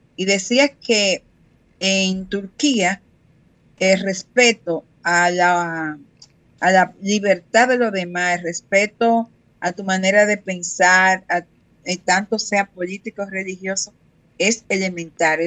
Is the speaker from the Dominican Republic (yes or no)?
yes; Higüey, La Altagracia, Dominican Republic; moved away; Higüey, que es el municipio donde yo nací